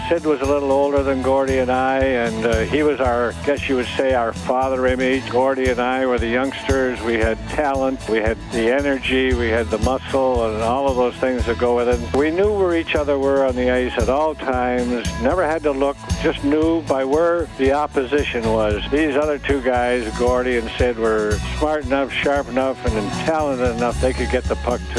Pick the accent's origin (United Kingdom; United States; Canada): Canada